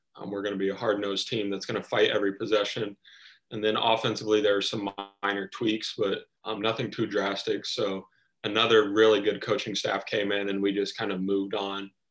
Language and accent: English; Anderson, Indiana, United States; growing up in Indiana, um, I'm a family guy